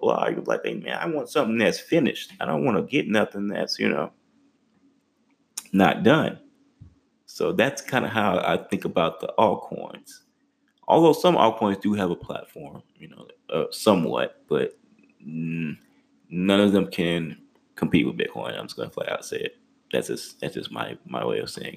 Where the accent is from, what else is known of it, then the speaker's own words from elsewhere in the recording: Texas, United States; I'm from Texas